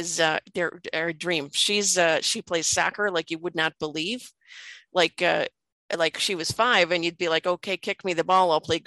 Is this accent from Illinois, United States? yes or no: yes; Chicago, Illinois, United States; I spent a lot of time growing up in Chicago